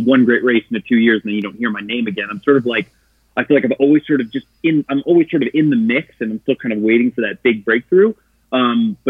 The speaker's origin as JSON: {"language": "English", "town": "Glenview", "region": "Illinois", "country": "United States", "said": "I am originally from Chicago, Illinois, a little town outside Chicago called Glenview. And I grew up playing traditional sports."}